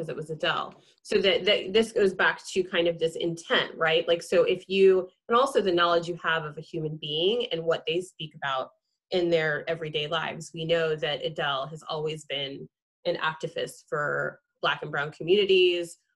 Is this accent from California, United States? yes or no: yes; Central California, United States; growing up in Central California